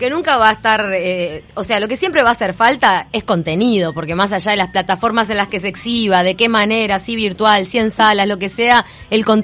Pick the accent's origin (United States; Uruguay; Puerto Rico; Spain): Uruguay